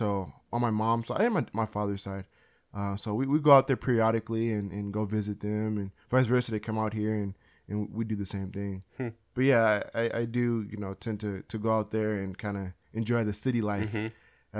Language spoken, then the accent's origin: English; Beaumont, California, United States; also born or lived in Los Angeles; And I lived there all the way up until I was 8, and then I moved to a very small town, maybe like an hour and a half away, called Beaumont, California.